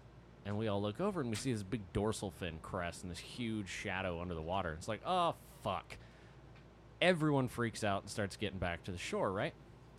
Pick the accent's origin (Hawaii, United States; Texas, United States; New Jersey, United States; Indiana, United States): Texas, United States; Fort Worth; also born or lived in Arlington, Texas / Oklahoma / Miami; now in Dallas, United States; But I was born in Fort Worth and then kind of moved around Fort Worth and Arlington for a while and then made my way to Oklahoma, then Miami, then back to Dallas.